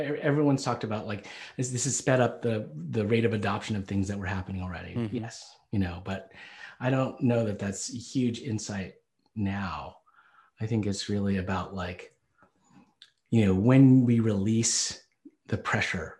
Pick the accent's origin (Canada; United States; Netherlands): United States; Selina, Tennessee; I grew up in Tennessee. I was born and raised in Salina, Tennessee